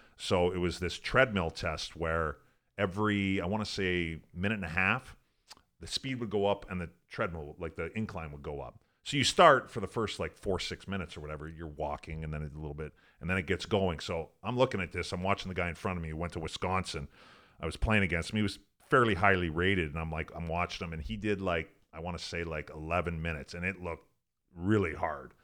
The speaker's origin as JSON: {"language": "English", "town": "Fort Saskatchewan", "region": "Alberta", "country": "Canada", "tie": "born or raised there", "also_born_or_lived": "North Dakota / Columbus, Ohio", "moved": "as an adult", "said": "I grew up in Western Canada"}